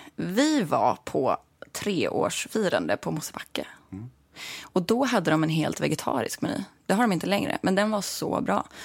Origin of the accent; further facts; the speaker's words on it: Sörmland, Södermanland, Sweden; also born or lived in Stockholm / Katrineholm / Nyköping; Jag är född här, men jag är uppvuxen i Sörmland.